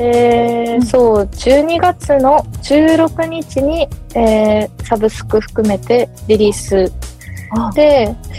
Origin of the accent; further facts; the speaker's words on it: Sapporo, Hokkaido, Japan; moved away; 地元札幌